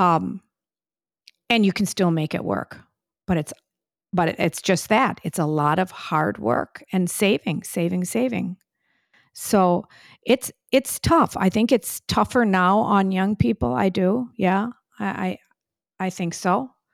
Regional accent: Whitefish Bay, Wisconsin, United States; now in New York City, United States; growing up in Whitefish Bay, which was a more affluent area

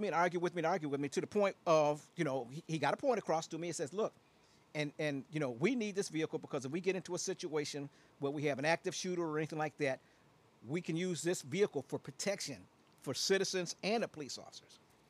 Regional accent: Aurora, Illinois, United States; also born or lived in Chicago; You know, and I born and raised in Chicago. I'm an Auroran. You know, that's I'm from Aurora.

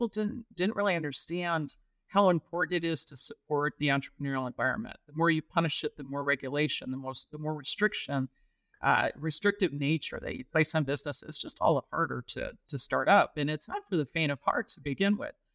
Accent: Michigan, United States; now in Texas, United States; I grew up in Michigan

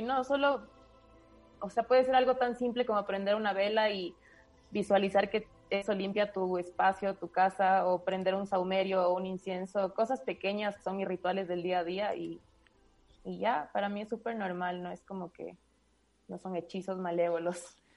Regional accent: Quito, Pichincha, Ecuador; soy de Quito

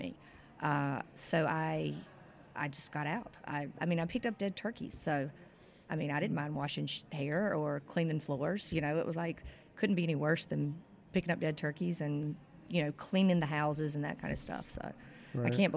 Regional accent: southeastern North Carolina, United States; also born or lived in Chapel Hill, North Carolina; now in Jacksonville, United States; I'm originally from North Carolina. I grew up on a farm in southeastern North Carolina

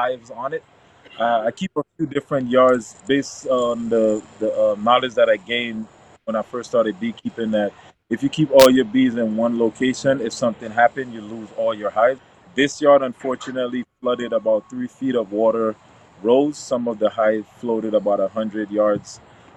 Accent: U.S. Virgin Islands; now in Florida, United States; I was raised in the Virgin Islands, St. Croix

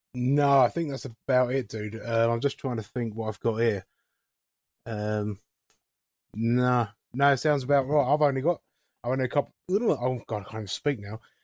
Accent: England, United Kingdom; as an English person.

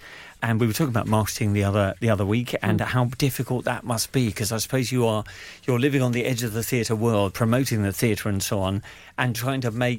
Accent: United Kingdom; I'm British.

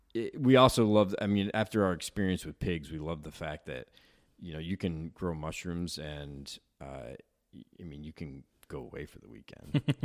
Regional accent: Chittenango, New York, United States; moved away as an adult; also born or lived in Lebanon / Utah / Connecticut; I'm from Chittenango

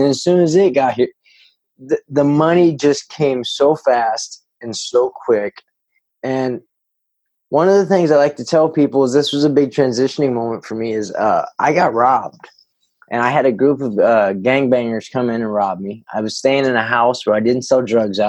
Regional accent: Northern California, United States; also born or lived in San Jose, California / Illinois; I was born in San Jose. We moved up to Northern California

